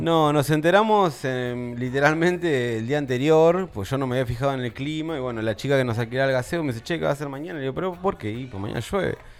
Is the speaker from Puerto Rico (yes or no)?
no; Buenos Aires, Argentina; now in Tandil, Argentina; De Buenos Aires